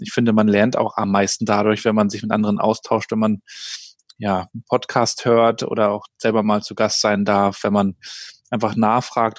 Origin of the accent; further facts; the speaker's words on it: Rostock, Mecklenburg-Vorpommern, Germany; Ich bin ja in Rostock aufgewachsen, in der damaligen DDR noch, in den 80er Jahren